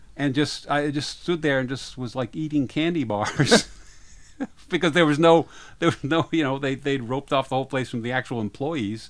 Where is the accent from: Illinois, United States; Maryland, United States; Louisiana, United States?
Maryland, United States; Rockville; in my hometown, Rockville, Maryland